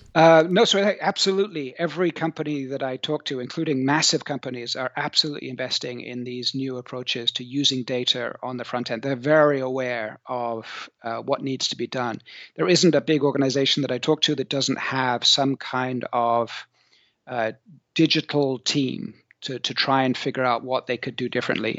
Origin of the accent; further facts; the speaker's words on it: South Coast of England, United Kingdom; moved away as an adult; also born or lived in Bristol / New Zealand / Silicon Valley; now in France; I'm English. I'm from the, uh, tropical part of the U K, down there on the sunny South Coast. Um, I grew up near the beach